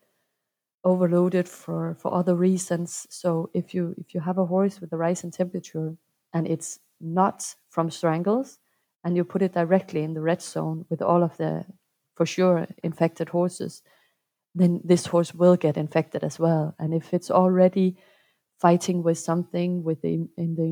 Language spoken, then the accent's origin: English; Denmark; I'm from Denmark and I'm a clinician